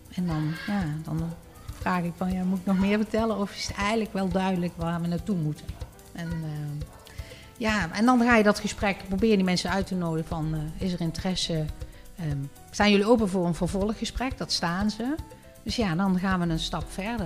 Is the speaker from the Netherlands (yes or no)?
yes; Netherlands; wij als Nederlanders